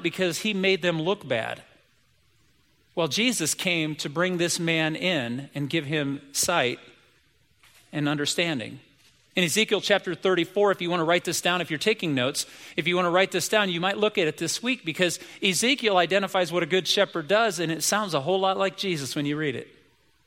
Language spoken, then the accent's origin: English; United States; I'm an American kid